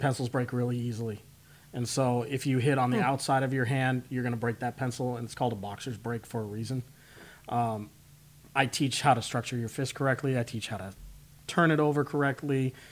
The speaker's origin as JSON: {"language": "English", "town": "Spokane", "region": "Washington", "country": "United States", "tie": "born or raised there", "also_born_or_lived": "Seattle, Washington / Dallas, Texas", "moved": "as an adult", "said": "I grew up in Spokane, Washington"}